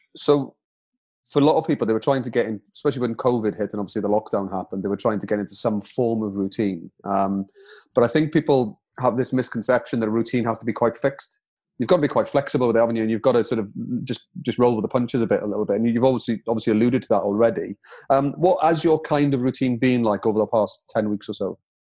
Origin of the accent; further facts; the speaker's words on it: Wales, United Kingdom; being a proud Welshman myself